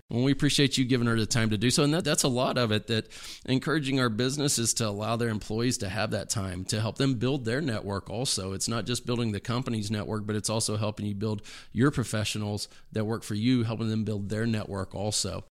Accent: Dallas, Texas, United States; moved away; my hometown in the Dallas area

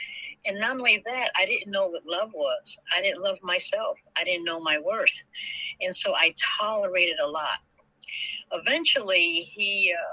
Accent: Connecticut, United States; moved away as an adult; also born or lived in New Haven / Atlanta; I'm from Bayview, Connecticut. I left Connecticut, relocated

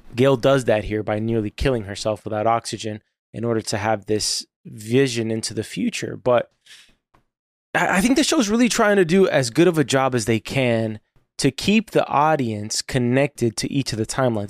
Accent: United States; as an American

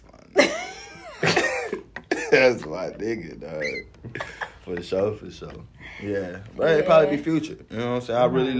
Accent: the South, United States; accent: Southern drawl; And like I said, I'm from the South, so it's a Southern draw.

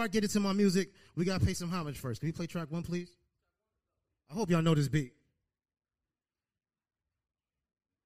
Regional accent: Norwalk, Connecticut, United States; I am from Norwalk. I'm Boutman Street, okay?

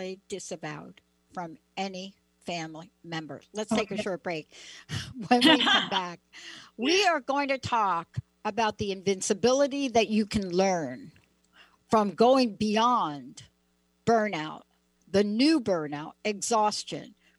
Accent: East Coast, United States; also born or lived in New Jersey; I grew up on the East Coast

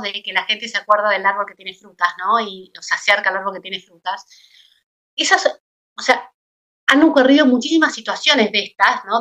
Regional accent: Argentina; como fiel argentina

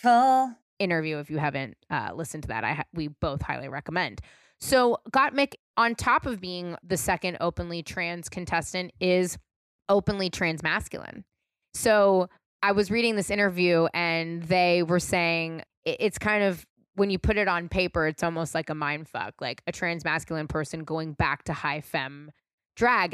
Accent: California, United States; I'm born and raised in California

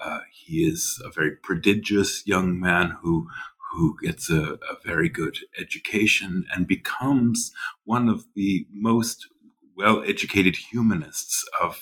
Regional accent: the western prairies of Canada, Canadian Prairies, Canada; moved away as an adult; also born or lived in Nova Scotia, Canada / St Andrews, Scotland / Germany; now in New Haven, United States; I grew up in Canada, the western prairies of Canada, and then studied for many years in Nova Scotia on the East Coast, made my way across the Atlantic to Scotland, St. Andrews, where I did my PhD, and during that time spent a lot of time in Switzerland.

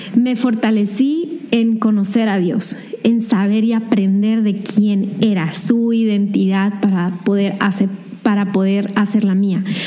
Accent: Hermosillo, Sonora, Mexico; also born or lived in Mexicali; yo nací en Mexicali, pero solo viví un año y me regresé aquí a Hermosillo

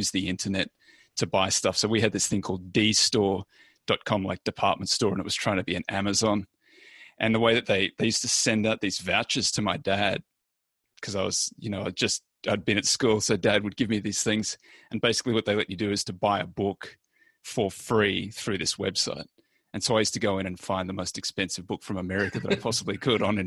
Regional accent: Australia; moved away; I'm Australian originally

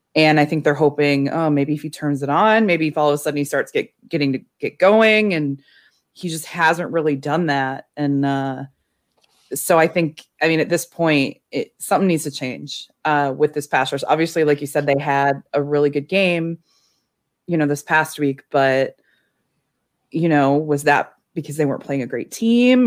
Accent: Chicago, Illinois, United States; as a Chicagoan

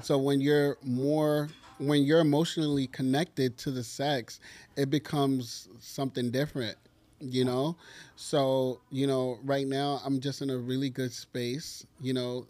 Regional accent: New York, United States; as a New Yorker

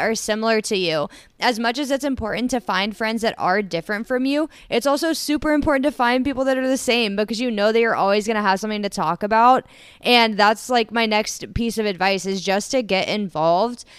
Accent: Columbus, Ohio, United States; also born or lived in Bowling Green, Ohio; I grew up around the Columbus, Ohio area

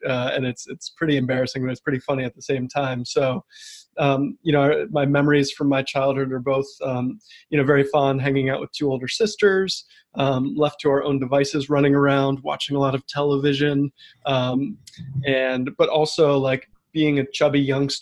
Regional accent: Bethesda, Maryland, United States; I grew up in the suburbs of DC, Bethesda, Maryland

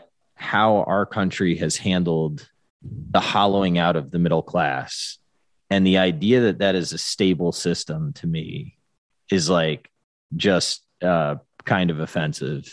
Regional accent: United States; I was born in America

